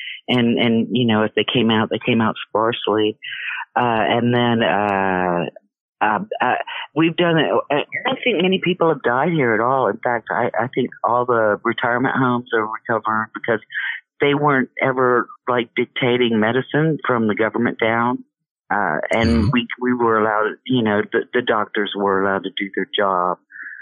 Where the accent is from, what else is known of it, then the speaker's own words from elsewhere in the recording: Texas, United States; also born or lived in Austin, Texas; I'm from Texas. Long time Texan up both sides of my family.